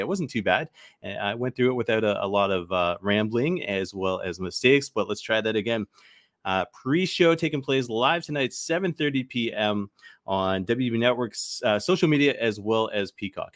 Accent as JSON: {"language": "English", "country": "Canada", "said": "I'm Canadian"}